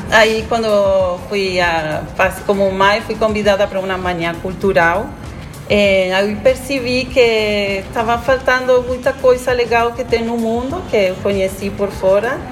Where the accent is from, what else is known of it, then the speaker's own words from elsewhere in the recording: Argentina; Portuguese is a second language; moved away as an adult; now in Garopaba, Brazil; sou argentina.